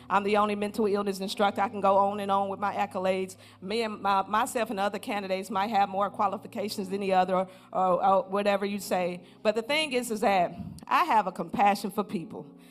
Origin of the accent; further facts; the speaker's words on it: Flint, Michigan, United States; moved away as an adult; also born or lived in Jackson State University, Mississippi; I'm originally from Flint, Michigan, graduate of Jackson State